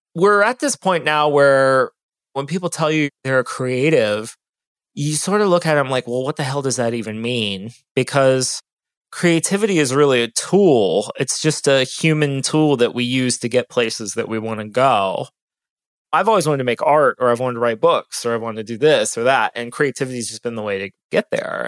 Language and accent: English; Ohio, United States; now in Austin, United States; I'm from Ohio